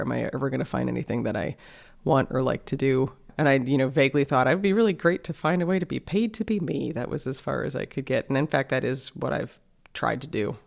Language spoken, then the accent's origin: English; New York City, New York, United States; I grew up in New York City, like, in the middle of the city